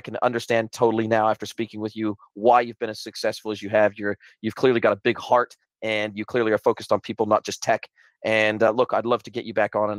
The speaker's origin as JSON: {"language": "English", "region": "Southern California", "country": "United States", "tie": "born or raised there", "moved": "yes", "lives_now": "New Zealand", "said": "I'm originally from Southern California, born and raised in Southern California, been in New Zealand for the last 25 years."}